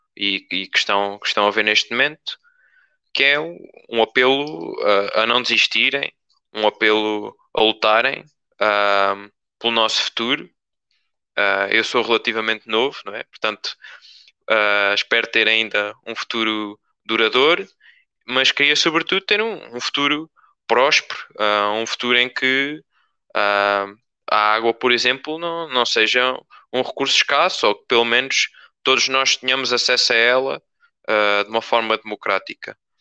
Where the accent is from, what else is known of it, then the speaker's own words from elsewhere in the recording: Torres Novas, Centro, Portugal; como torrejano, como pessoa que, que não queria ser obrigada a sair do, ah, de perto da minha família, dos meus amigos, uh, da terra onde eu nasci